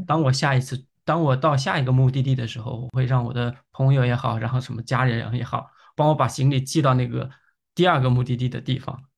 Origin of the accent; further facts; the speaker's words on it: Yangzhou, Jiangsu, China; now in Beijing, China; 我是扬州人